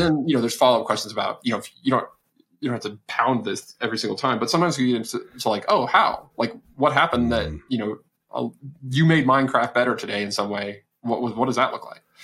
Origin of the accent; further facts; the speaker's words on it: Texas, United States; I'm from Texas, where where I met my wife at college